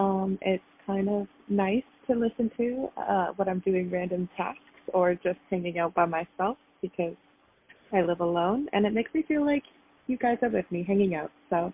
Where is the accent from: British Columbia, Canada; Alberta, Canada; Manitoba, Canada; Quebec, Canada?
British Columbia, Canada; Victoria; also born or lived in Kingston, Ontario; now in New York City, United States; I'm originally from Victoria, BC, and I lived in Kingston, Ontario for 5 years while I did my undergrad and work. And now I live in New York City